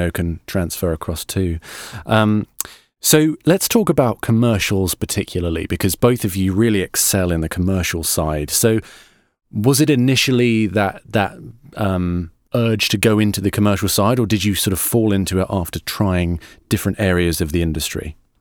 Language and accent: English; United Kingdom; I'm a Brit